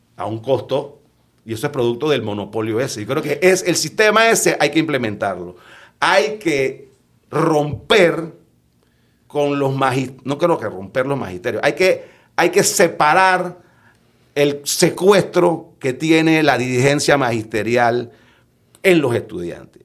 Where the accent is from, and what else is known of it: Panama